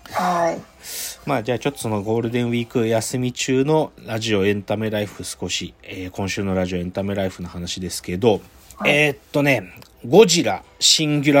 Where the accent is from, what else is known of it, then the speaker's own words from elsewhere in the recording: Tohoku, Japan; あの、俺、東北の人だけど、